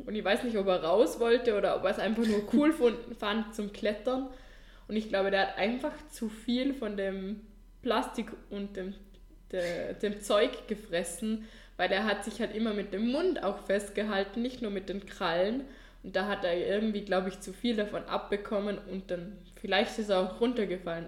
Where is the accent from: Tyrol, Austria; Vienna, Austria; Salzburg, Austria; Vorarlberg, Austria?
Vorarlberg, Austria; bei uns in Vorarlberg